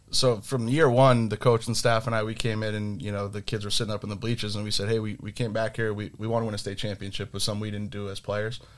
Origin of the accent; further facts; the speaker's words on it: Milton, Massachusetts, United States; Duff and I grew up in Milton together.